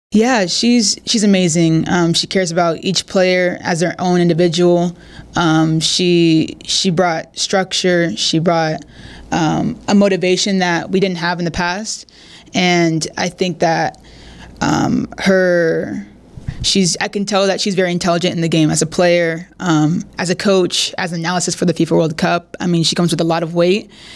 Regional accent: San Diego, California, United States; moved away as an adult; now in Monterrey, Mexico; I'm from San Diego

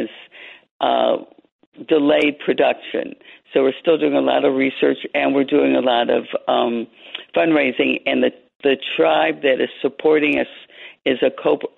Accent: Detroit, Michigan, United States; moved away as an adult; also born or lived in New Mexico; now in Washington, United States; I grew up in Detroit

